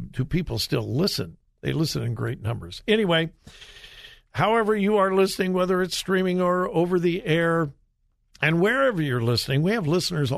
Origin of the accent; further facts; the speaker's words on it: California, United States; I'm from California, born and raised in California